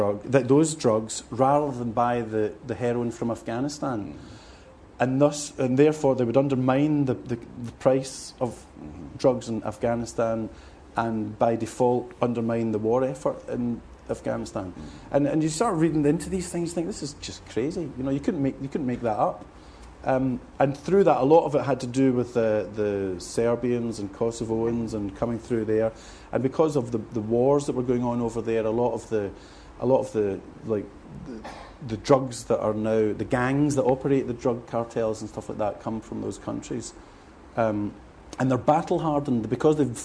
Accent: Glasgow, Scotland, United Kingdom; moved away as an adult; now in South of England, United Kingdom; growing up in Glasgow

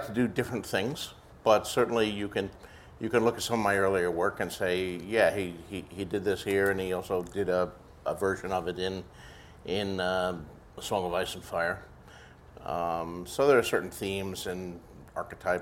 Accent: Bayonne, New Jersey, United States; Born and raised in Bayonne, New Jersey

